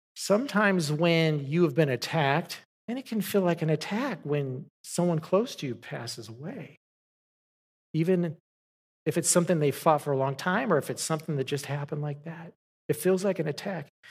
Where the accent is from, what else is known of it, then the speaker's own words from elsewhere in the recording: Southern California, United States; moved away; I grew up in Southern California